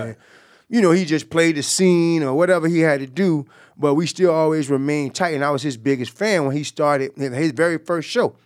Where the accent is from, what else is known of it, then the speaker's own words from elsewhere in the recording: Jacksonville, Florida, United States; we grew up together. We, we, uh, we from the same block. Um, you know, he's from Myrtle Avenue. I'm from Moncrief.